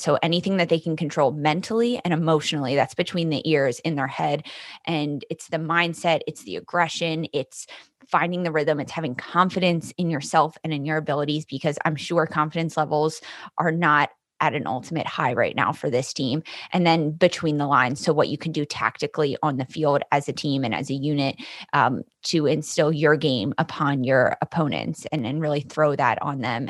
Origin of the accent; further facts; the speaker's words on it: Philadelphia, Pennsylvania, United States; also born or lived in Milwaukee; although I'm in Philadelphia, born and raised in Philadelphia